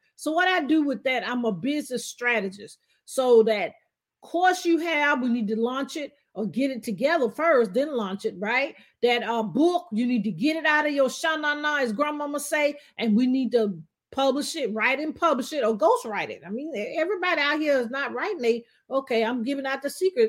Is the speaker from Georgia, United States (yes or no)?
no; Alabama, United States; accent: southern twang; now in Atlanta, United States; I'm actually originally, as you can tell, my southern twang. I'm from Alabama. I love being from Alabama